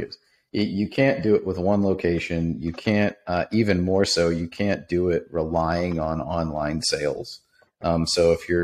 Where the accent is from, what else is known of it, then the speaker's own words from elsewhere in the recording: Pittsburgh, Pennsylvania, United States; when I was a kid growing up in Pittsburgh